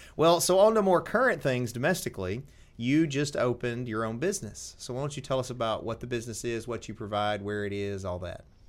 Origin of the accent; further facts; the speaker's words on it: Tennessee, United States; I'm from Tennessee, and you're gonna be able to tell.